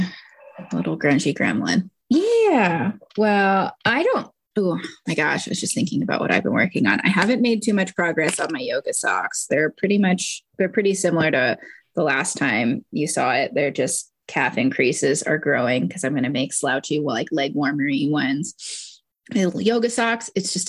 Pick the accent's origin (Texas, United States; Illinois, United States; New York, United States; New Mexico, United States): Texas, United States; Houston; I grew up in Houston, so that's the only thing I remember from being a child in the Gulf Coast around Mardi Gras is enjoying king cake